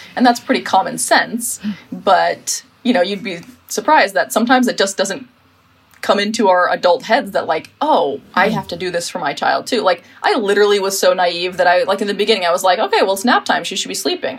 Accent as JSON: {"language": "English", "country": "United States", "moved": "yes", "lives_now": "Sweden", "said": "I'm American"}